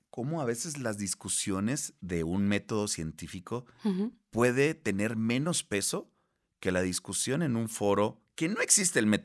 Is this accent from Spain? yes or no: no; Baja California Sur, Mexico; now in Monterrey, Mexico; no soy de aquí de la Ciudad de México, eh, ni tampoco soy de Monterrey, soy del estado de Baja California Sur, pero estoy en Monterrey, Nuevo León